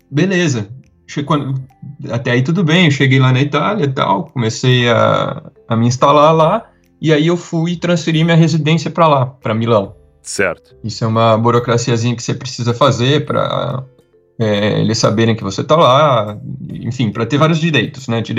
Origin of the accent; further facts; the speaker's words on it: interior of São Paulo, Brazil; also born or lived in Italy; eu sou do interior de São Paulo